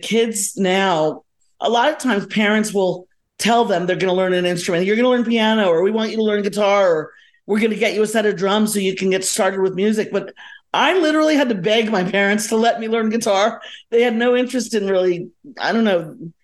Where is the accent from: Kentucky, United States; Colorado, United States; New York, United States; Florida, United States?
Florida, United States; Miami; also born or lived in Coral Gables, Florida / Kendall, Florida / Gainesville, Florida; I was born in Miami